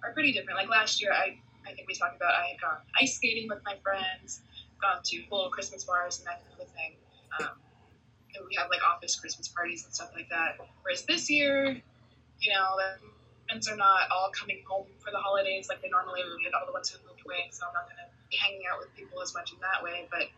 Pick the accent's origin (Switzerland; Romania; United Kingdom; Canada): Canada; British Columbia; moved away; I'm from Canada, British Columbia, so there's a place called Nanaimo, which is not where I'm from